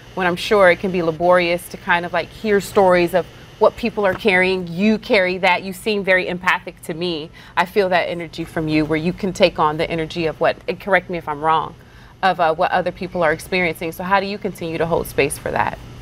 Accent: Texas, United States; I'm from Texas

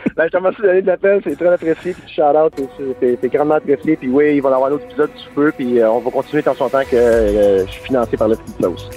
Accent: Hawkesbury, Ontario, Canada; Je viens d'Oxbury, Ontario

